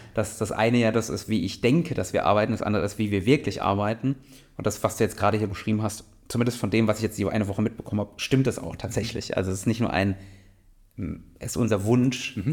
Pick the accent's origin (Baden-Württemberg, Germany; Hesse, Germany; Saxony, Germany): Baden-Württemberg, Germany; Mannheim; ich komme ja aus Mannheim, also aus einer größeren Stadt, habe auch in größeren Städten gewohnt